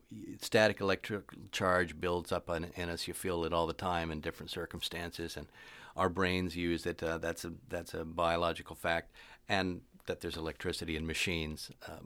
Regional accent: Pacific Northwest, United States; now in California, United States; I'm originally from the Pacific Northwest, but some vortex in California keeps drawing me back there.

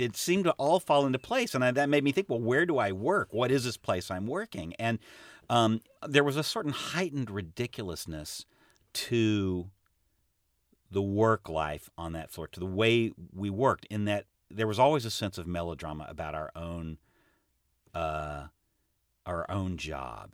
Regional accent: United States; as an American

